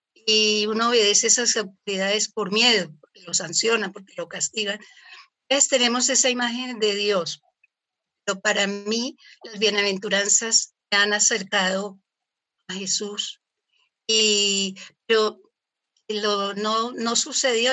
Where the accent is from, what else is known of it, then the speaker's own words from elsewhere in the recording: Colombia; soy colombiana.